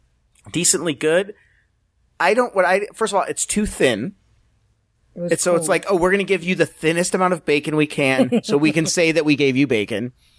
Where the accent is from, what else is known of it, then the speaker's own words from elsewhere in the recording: the South, United States; from the South, but I did put a picture of, I don't have any financial relationship with Chick-fil-A.